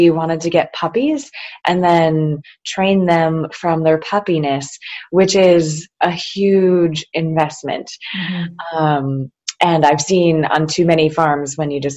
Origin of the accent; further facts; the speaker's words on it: Naples, New York, United States; I grew up taking for granted, Naples is my hometown, that grape pies are a thing.